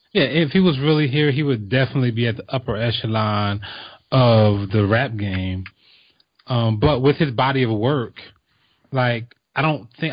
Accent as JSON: {"language": "English", "region": "East Coast", "country": "United States", "tie": "born or raised there", "said": "I grew up on the East Coast"}